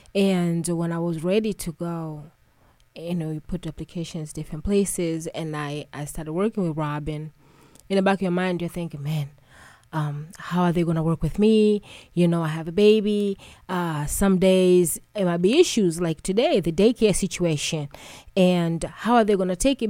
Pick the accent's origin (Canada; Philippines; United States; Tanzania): Tanzania; moved away; I'm originally from East Africa, Tanzania. And, you know, growing up home with my grandmother